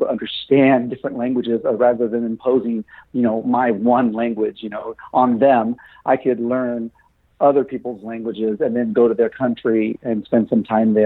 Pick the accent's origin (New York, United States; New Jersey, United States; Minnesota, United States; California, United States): California, United States; Santa Rosa; I was born and raised in Santa Rosa, California.